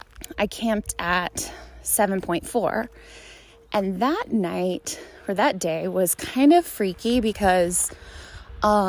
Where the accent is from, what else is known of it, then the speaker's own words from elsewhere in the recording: Dallas, Texas, United States; I'm from Dallas